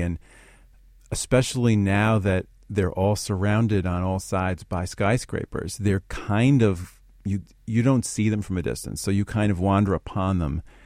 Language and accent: English; New York City, New York, United States; growing up in Queens, I was inspired by the churches there